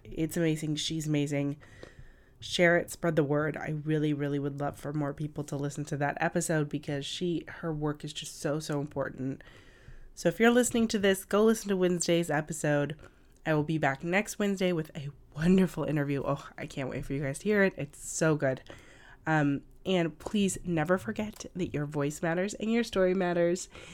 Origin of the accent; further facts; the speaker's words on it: California, United States; now in New York City, United States; I'm from California originally, and I'm a native Californian